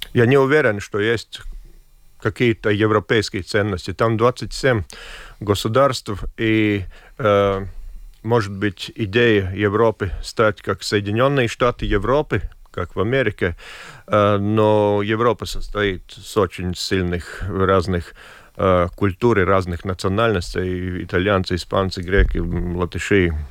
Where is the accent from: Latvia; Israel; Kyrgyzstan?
Latvia; какой я латыш, как гражданин